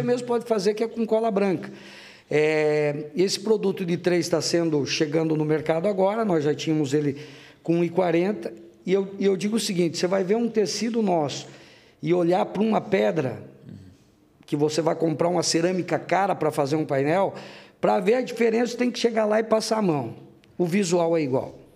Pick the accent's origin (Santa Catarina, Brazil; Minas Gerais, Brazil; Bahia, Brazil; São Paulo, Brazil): Santa Catarina, Brazil; Anita Garibaldi; now in Blumenau, Brazil; Eu sou natural de Anitta Garibaldi, Anitta Garibaldi. uma cidade no Planalto Serrano, 100 quilômetros próximo a Lages